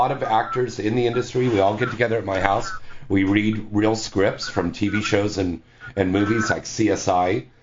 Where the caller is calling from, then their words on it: Kansas, United States; I'm calling from Kansas.